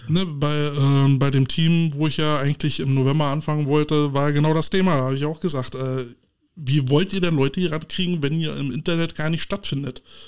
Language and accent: German; Berlin, Germany; wir als Berliner, als Preußen